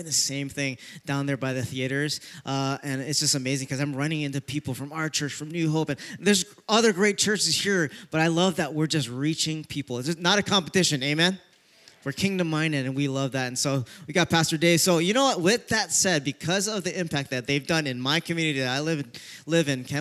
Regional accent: Kaneohe, Hawaii, United States; I'm born and raised in Kaneohe

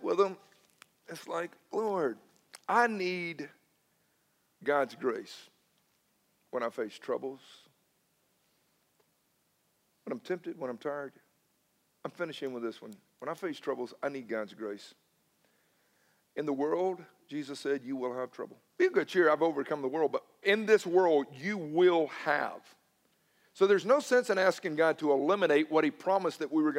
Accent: Newnan, Georgia, United States; I'm from Noonan originally

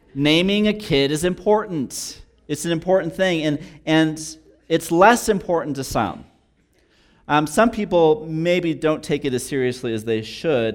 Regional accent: New Mexico, United States; also born or lived in Texas; being born and raised in New Mexico for the third generation

